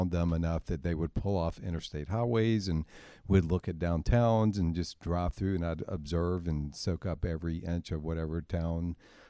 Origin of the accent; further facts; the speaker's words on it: Lynchburg, Virginia, United States; But long story short, I grew up in Virginia, in Lynchburg, Virginia, which is a medium-sized city.